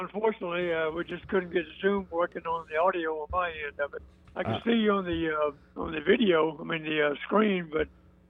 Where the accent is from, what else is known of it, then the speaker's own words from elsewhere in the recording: Montgomery, Alabama, United States; moved away as an adult; now in Lynchburg, United States; I'm from Montgomery, Alabama.